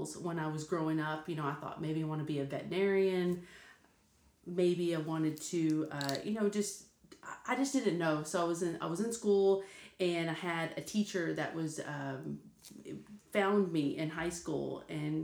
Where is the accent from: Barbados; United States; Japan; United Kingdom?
United States; Denver City, Texas; I grew up in West Texas in a very small town, like three stoplights, Denver City, Texas.